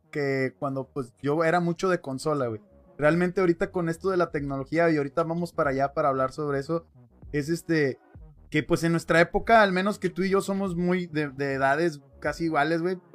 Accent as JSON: {"language": "Spanish", "country": "Mexico", "said": "Acuérdate que somos mexicanos, güey. Tenemos ingenio para ese pedo."}